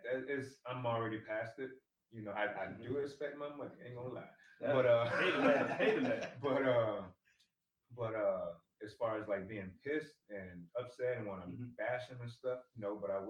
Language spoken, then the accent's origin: English; United States; we're American